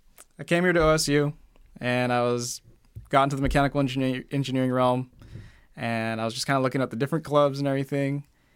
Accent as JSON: {"language": "English", "town": "Newport", "region": "Oregon", "country": "United States", "tie": "born or raised there", "said": "Newport, Oregon."}